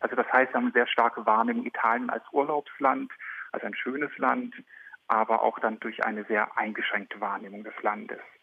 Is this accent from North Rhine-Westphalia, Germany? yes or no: no; Berlin, Germany; ich komme aus Berlin